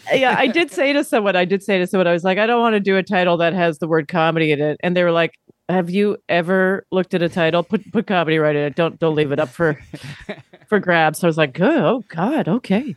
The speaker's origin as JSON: {"language": "English", "region": "Alberta", "country": "Canada", "tie": "born or raised there", "said": "Alberta, I grew up in Alberta"}